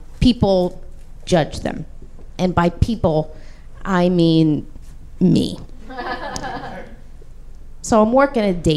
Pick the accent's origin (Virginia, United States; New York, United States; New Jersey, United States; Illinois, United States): New York, United States; I'm from here. I'm from New York. Growing up, I spent a lot of time in my family's local bar